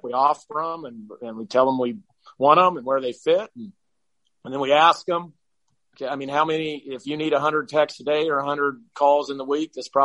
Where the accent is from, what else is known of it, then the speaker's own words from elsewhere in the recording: small town just outside of Eugene, Oregon, United States; a kid from my hometown, which, when I grew up was 2,000 people. It's now probably 3,000 or 4,000 people just outside of Eugene